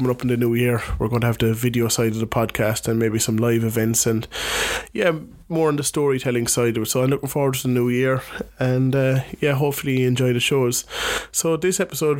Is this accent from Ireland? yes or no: yes; Youghal, Munster, Ireland; my bedroom in my hometown, Youghal, County Cork, Ireland